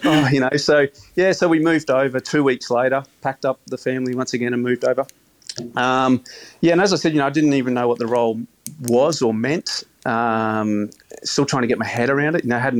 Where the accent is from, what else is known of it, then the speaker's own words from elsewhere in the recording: Caloundra, Queensland, Australia; I came from the Sunshine Coast at Caloundra or Karramundi.